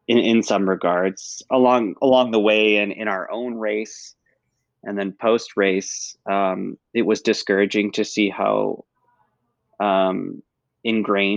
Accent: Northern Michigan, United States; in places like Northern Michigan, which is still, you know, soundly red, there are places like my hometown

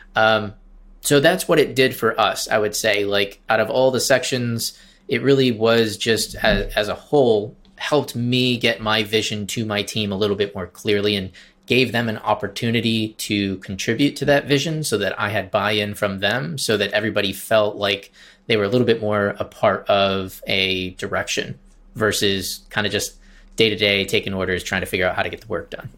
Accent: Traverse City, Michigan, United States; moved away as an adult; now in Charleston, United States; I started my agency in Michigan, in Traverse City, Michigan, where I, my hometown

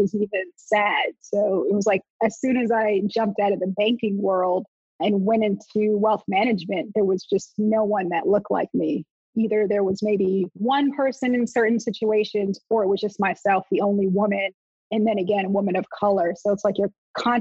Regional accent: Montclair, New Jersey, United States; also born or lived in North Carolina; I grew up in Montclair, New Jersey

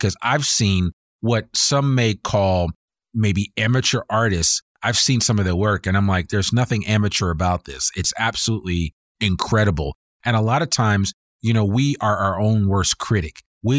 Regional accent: Teaneck, New Jersey, United States; he was an art teacher in the public school system that I grew up in Teaneck, New Jersey.

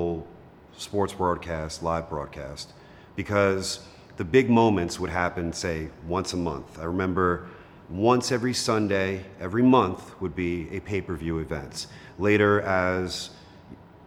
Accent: New York City, New York, United States; also born or lived in Long Island, New York; I'm originally from Queens, which is about 20 minutes from here

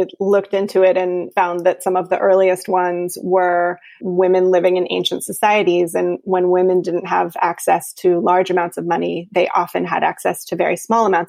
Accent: North Carolina, United States; my home state of North Carolina in Raleigh

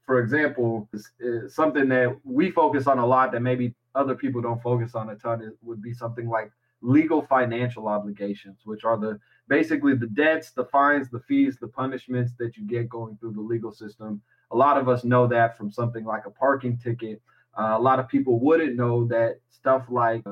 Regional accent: Seattle, Washington, United States; also born or lived in Sacramento; Seattle, my hometown

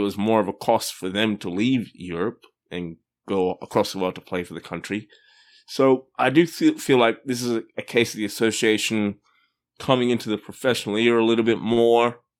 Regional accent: Australia; I grew up in Australia

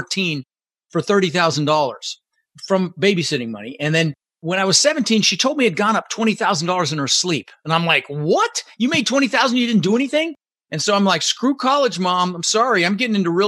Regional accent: Denver, Colorado, United States; English is a second language; also born or lived in Netherlands; I immigrated to this country when I was 6 years old with my mother, Svante, and my brother, Albert. I was born in the Netherlands, in Holland, you know, wooden shoes. And my mom brought us over to the United States, and we ended up in Denver, Colorado. And we grew up pretty poor.

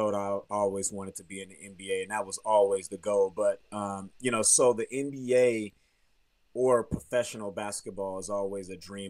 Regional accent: Germany; moved away; also born or lived in Katy, Texas; I'm from Houston, Texas. Actually, Katy, Brookshire, Texas, which is a suburb like 30 miles out of downtown Houston. And I actually grew up in Germany. I moved to Germany when I was 5 or 6 years old.

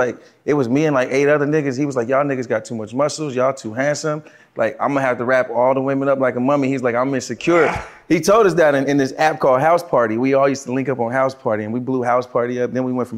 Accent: Los Angeles, California, United States; I'm from L.A. Originally

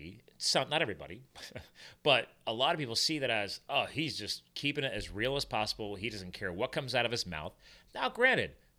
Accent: New Jersey, United States; I was born in Jersey

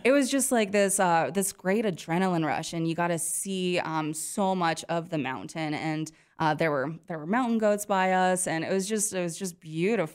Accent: Montana, United States; now in Wyoming, United States; I grew up in Montana

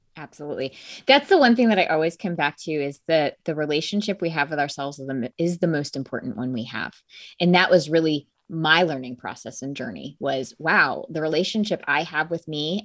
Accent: Connecticut, United States; I grew up in a small town in Connecticut

